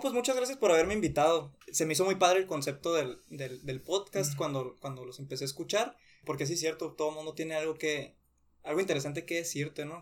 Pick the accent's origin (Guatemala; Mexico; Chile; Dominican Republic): Mexico; Nogales, Sonora; moved away as an adult; now in Hermosillo, Mexico; yo nací aquí en Hermosillo, 96, tengo 23 años. Cuando tenía 3 años nos fuimos a Nogales